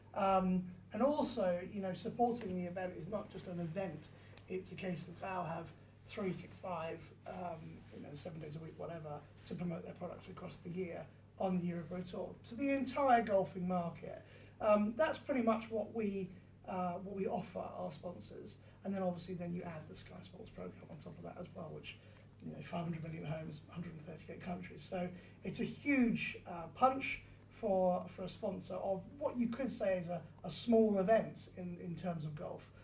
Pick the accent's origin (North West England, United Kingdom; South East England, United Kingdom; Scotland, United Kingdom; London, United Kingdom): South East England, United Kingdom; Surrey; I grew up in Surrey